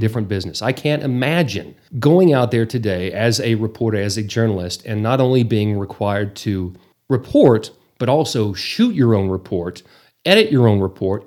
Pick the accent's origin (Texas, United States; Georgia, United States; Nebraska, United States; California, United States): Texas, United States; Borger; also born or lived in Amarillo; born and raised, graduated from Borger High School